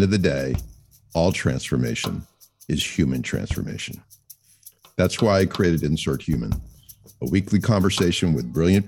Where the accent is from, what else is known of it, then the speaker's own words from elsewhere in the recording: United States; as an American